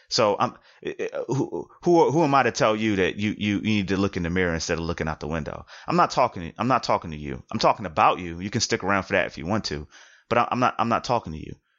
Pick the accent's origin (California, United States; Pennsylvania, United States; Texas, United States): Pennsylvania, United States; Philadelphia; being from Philadelphia